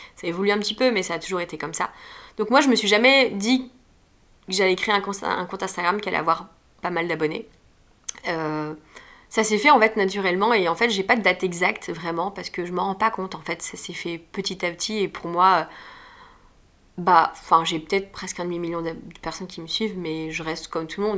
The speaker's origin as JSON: {"language": "French", "town": "Nantes", "region": "Pays de la Loire", "country": "France", "tie": "born or raised there", "moved": "as an adult", "lives_now": "Paris, France", "said": "j'ai grandi à Nantes et j'ai fait tout ça à Nantes et je suis arrivée à Paris euh, fin 2012"}